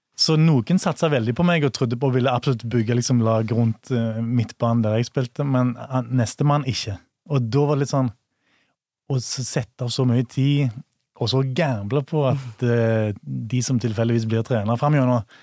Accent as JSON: {"language": "Norwegian", "town": "Bryne", "region": "Rogaland", "country": "Norway", "tie": "born or raised there", "also_born_or_lived": "Stord", "said": "mine foreldre som, fl som flytta til Bryne, da. Ja. På Jæren. Og, og, der har jeg jo vokst opp, da."}